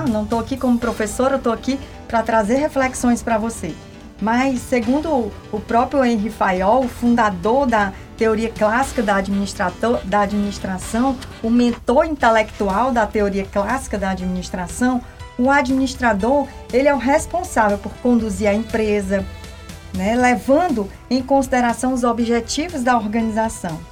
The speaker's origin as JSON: {"language": "Portuguese", "region": "Northeast Region", "country": "Brazil", "said": "nós que somos aqui do Nordeste"}